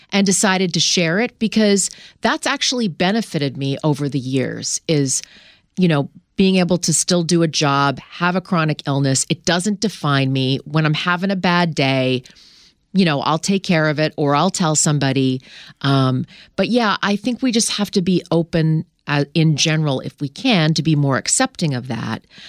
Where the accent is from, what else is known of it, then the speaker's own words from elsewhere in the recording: Canada; I grew up in Canada